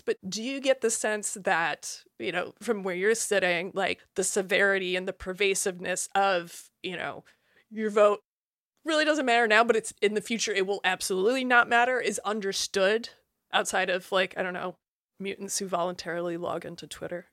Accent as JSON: {"language": "English", "region": "Iowa", "country": "United States", "said": "I'm from Iowa"}